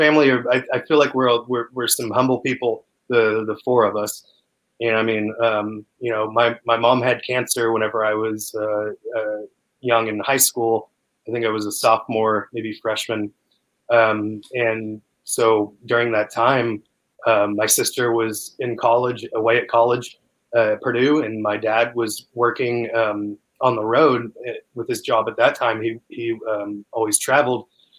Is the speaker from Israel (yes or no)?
no; Canada; moved away; I mean, came like from Canada. I mean, why did I come from Canada?